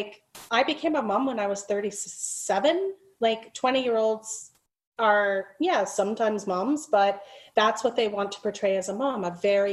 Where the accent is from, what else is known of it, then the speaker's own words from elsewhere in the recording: Liverpool, North West England, United Kingdom; moved away; I'm from the UK as well. I was born in Liverpool